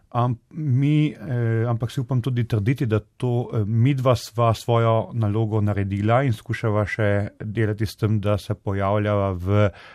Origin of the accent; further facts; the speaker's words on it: Slovenia; da smo Slovenci, nasplošno Slovenci, od mm, Kranci, Štajerci, Dolenci in tako naprej